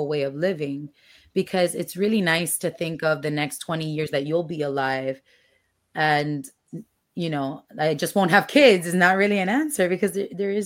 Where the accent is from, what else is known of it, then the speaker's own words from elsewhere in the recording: Dominican Republic; moved away; I grew up in DR, and over there, the stoves are still gas